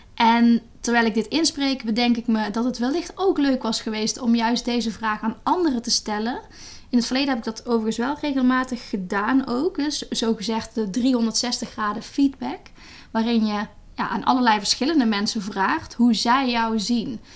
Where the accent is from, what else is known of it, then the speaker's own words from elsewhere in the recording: Netherlands; moved away as an adult; also born or lived in Latin America; in Nederland. Dat is mijn, waar ik opgegroeid ben